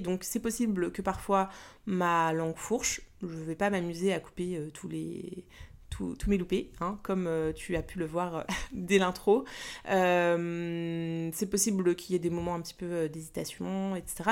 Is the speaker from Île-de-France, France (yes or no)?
yes; Paris, Île-de-France, France; Je suis née à Paris et pour l'instant je vis toujours en région parisienne